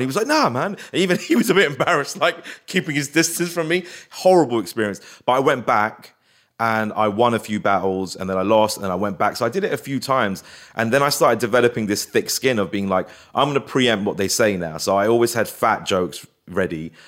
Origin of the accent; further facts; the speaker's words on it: Feltham, London, United Kingdom; also born or lived in Hounslow; I grew up in Feltham, which was a very racist white area